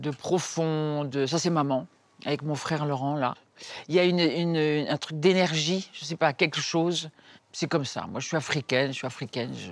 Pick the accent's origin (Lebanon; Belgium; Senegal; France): Senegal; Dakar; born there; also born or lived in Cameroon / Congo; oui, je suis née à Dakar et puis on a été, mon père était euh, journaliste, donc il nous a emmenés partout, il nous a donné le sens du voyage, voilà. Après on était au Cameroun, après on était au Congo, Kinshasa